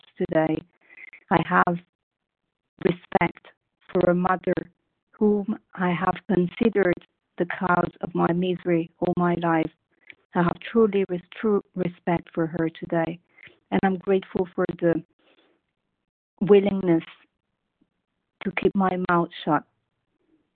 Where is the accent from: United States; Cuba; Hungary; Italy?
Italy; now in Paris, France; I'm from Italy